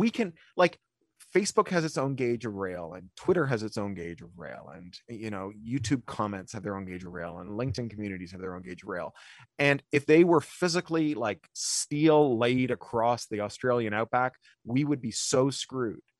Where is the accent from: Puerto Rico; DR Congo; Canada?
Canada; Ontario; moved away; I grew up in Ontario